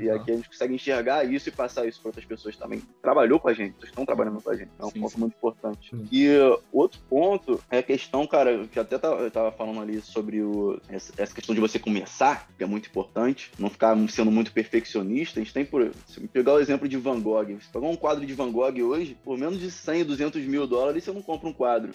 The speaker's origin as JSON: {"language": "Portuguese", "region": "Rio de Janeiro", "country": "Brazil", "said": "eu sou do Rio de Janeiro"}